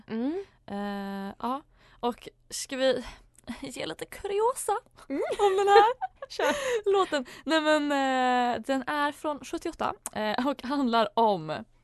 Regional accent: Småland, Sweden; nationaldag för oss smålänningar där vi hyllar vår dialekt men också kärleken till skogen och till landsbygden.

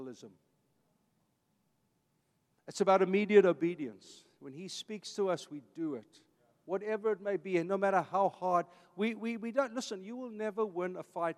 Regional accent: Vanderbijlpark, Gauteng, South Africa; now in Costa Mesa, United States; I'm an Afrikaans kid. I grew up in a blue-collar family. My dad was a construction man. I was born in Vanderbijl Park

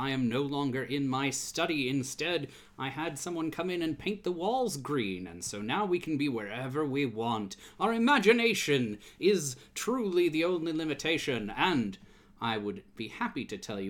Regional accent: Michigan, United States; Growing up in Michigan, we had the Farmer's Almanac

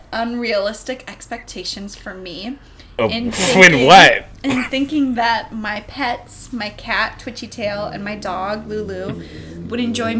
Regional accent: Minnesota, United States; I grew up in Minnesota

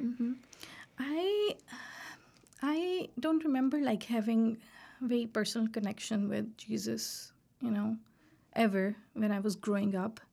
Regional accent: Pakistan; moved away as an adult; also born or lived in Carbondale, Illinois; now in Iowa, United States; we are from Pakistan

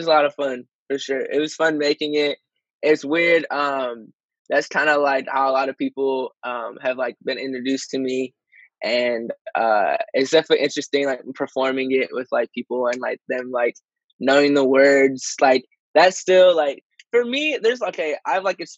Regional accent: Michigan, United States; I'm from Michigan, but I'm out in L.A. a lot

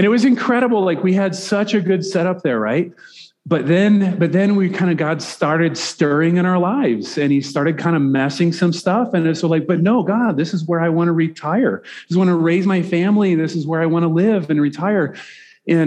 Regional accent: Nebraska, United States; moved away as an adult; also born or lived in Fairview, Oklahoma; I'm a Nebraska guy

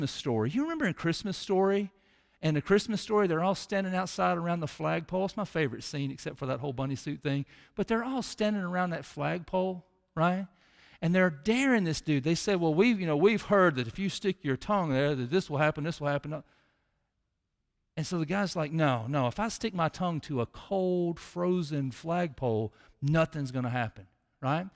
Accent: Mississippi, United States; we're from Mississippi

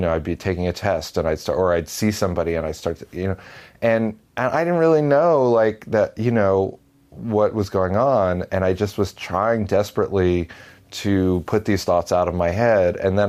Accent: Paramus, New Jersey, United States; I'm 38, and I graduated high school in 1999. I grew up in Paramus, New Jersey.

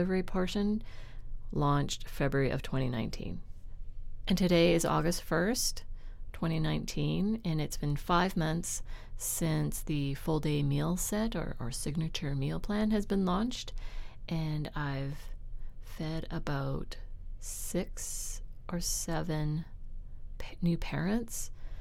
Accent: Richmond, British Columbia, Canada; where I was raised in Richmond in a middle-class neighborhood

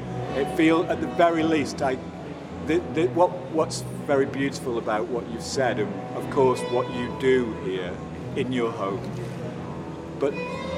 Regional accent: Stoke-on-Trent, West Midlands, United Kingdom; my hometown, Stoke-on-Trent

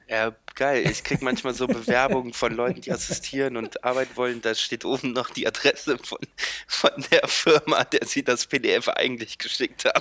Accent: Lindlar, North Rhine-Westphalia, Germany; born or raised there; now in Cologne, Germany

